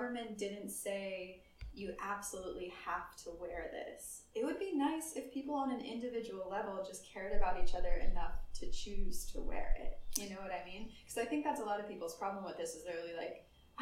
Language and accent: English; United States; moved away; as an American